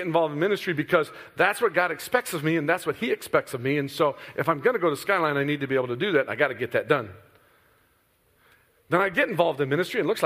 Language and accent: English; Midwest, United States; I'm from the Midwest